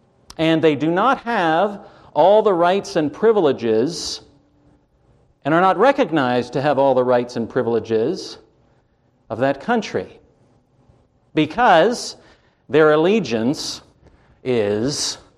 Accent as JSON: {"language": "English", "country": "Canada", "tie": "born there", "said": "You see, I was born in Canada. And in Canada, the Queen was head of state."}